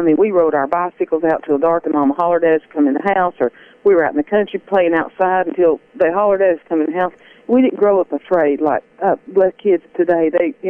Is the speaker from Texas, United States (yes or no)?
yes; Paris, Texas, United States; I was raised in Parrish, Texas, in my hometown, which is North Texas. It's about 100 miles between Dallas and Texarkana, right up on the Red River